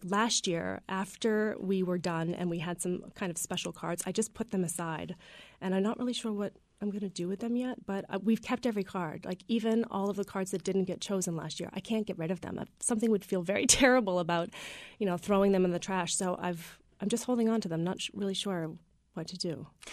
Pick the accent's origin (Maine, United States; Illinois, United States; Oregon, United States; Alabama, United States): Maine, United States; Freedom; I grew up in Freedom, and my dad had a little diner